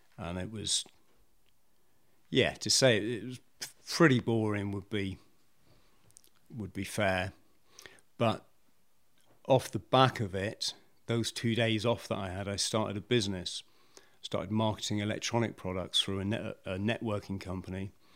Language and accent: English; South West England, United Kingdom; also born or lived in Bromley, London; Lived in the South West most of my most of my life